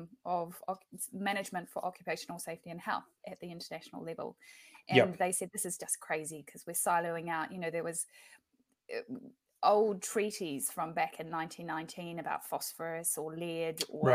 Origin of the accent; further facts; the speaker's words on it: Invercargill, Southland, New Zealand; I think that Invercargill was an incredible place to grow up